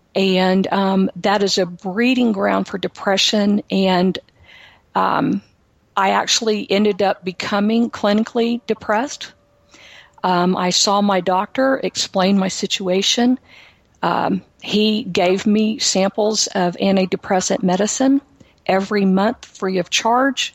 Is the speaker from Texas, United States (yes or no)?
yes; Houston, Texas, United States; I am from Texas. I am a native Houstonian